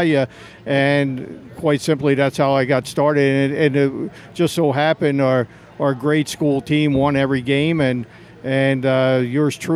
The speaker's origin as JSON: {"language": "English", "town": "Philadelphia", "region": "Pennsylvania", "country": "United States", "tie": "born or raised there", "moved": "yes"}